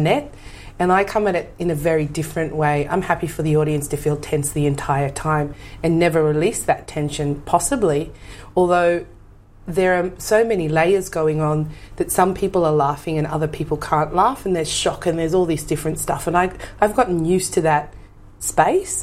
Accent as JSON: {"language": "English", "town": "Sydney", "region": "New South Wales", "country": "Australia", "tie": "born or raised there", "also_born_or_lived": "Dandenong, Victoria / Campbelltown, New South Wales", "said": "I grew up in Western Sydney. I was born in Dandenong, though. My mm-hmm. parents moved from Dandenong to Campbelltown"}